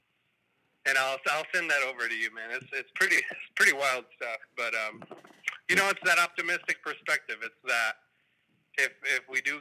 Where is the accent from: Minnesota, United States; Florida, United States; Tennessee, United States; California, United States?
California, United States; Northern; Northern California